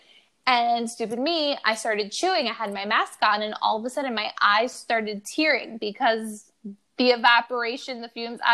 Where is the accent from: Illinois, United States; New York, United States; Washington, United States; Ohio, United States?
New York, United States; I'm a New Yorker.